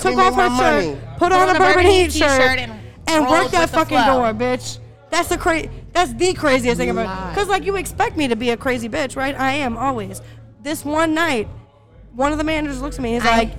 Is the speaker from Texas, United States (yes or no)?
yes; Texas, United States; I'm a Texan.